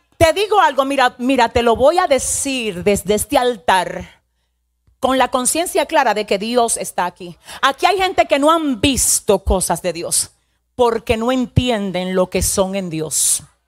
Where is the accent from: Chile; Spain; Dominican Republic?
Dominican Republic; yo soy dominicana